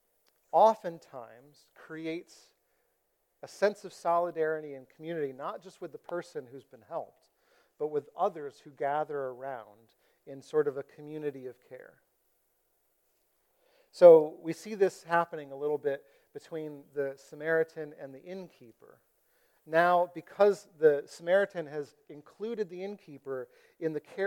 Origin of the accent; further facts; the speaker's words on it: United States; I've been discipled as an American